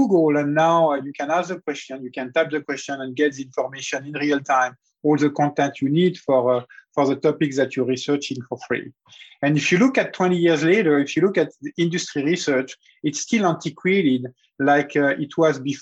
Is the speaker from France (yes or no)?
yes; Lorraine, Grand Est, France; moved away as an adult; now in United States; I grew up in the 70s in a region close to the German border called Lorraine